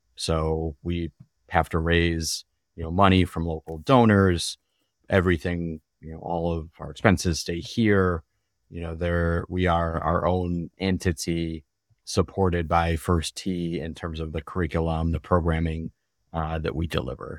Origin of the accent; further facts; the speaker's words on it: Glendale, Wisconsin, United States; Grew up in Glendale